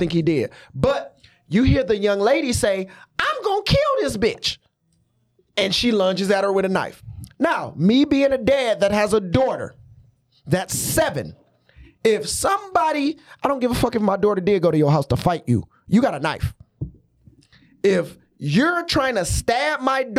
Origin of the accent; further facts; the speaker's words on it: Detroit, Michigan, United States; now in Columbus, United States; we grew up in Brightmoor.